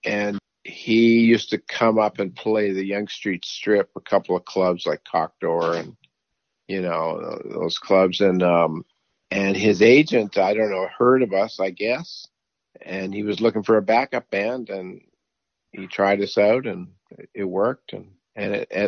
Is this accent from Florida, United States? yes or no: no; New York, United States; born there; My father was Canadian, but he did all his business in New York, and I was born in New York, so it was easy for me to go down to the States.